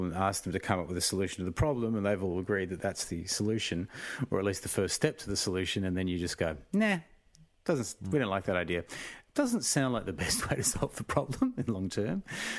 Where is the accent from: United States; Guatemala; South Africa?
South Africa; moved away; We emigrated here from South Africa, so I guess I did grow up in a household that spoke about race as being an issue.